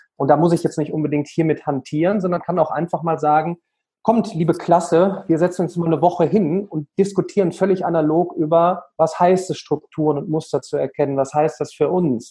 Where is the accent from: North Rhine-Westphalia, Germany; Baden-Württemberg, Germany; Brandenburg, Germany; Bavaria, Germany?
North Rhine-Westphalia, Germany; Remscheid; in der wunderschönen Stadt Remscheid, ja, ähm, Bergische Städtedreieck, Remscheid, Solingen, Wuppertal, aufgewachsen, ähm, immer noch äh, wohnhaft